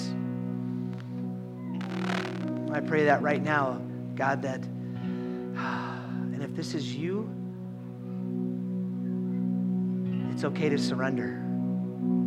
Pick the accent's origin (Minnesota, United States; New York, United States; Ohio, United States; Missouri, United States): Minnesota, United States; we are Minnesotan